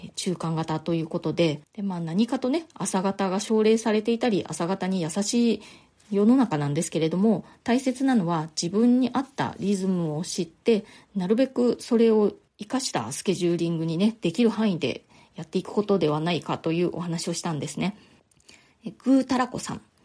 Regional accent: Nagasaki, Japan; moved away as an adult; now in New York, United States; 私の実家のある長崎の方で

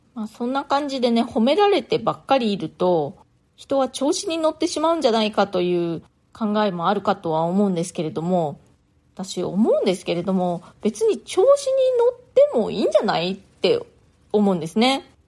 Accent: Japan; moved away as an adult; now in New York, United States; 大人になるまで日本で育ちました

